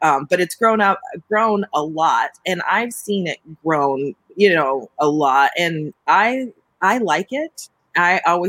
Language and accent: English; Denver, Colorado, United States; But I grew up mostly in Denver.